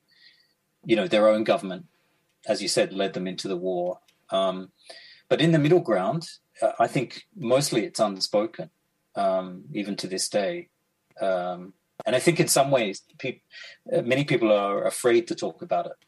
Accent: Australia; moved away as an adult; now in Tokyo, Japan; when I was growing up in Australia

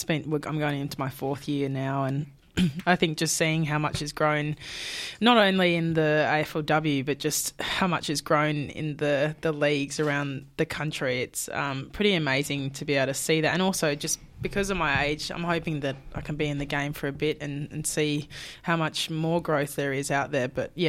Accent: Perth, Western Australia, Australia; moved away as an adult; now in Brisbane, Australia; And I moved from Perth to Brisbane at 19, which is a huge move

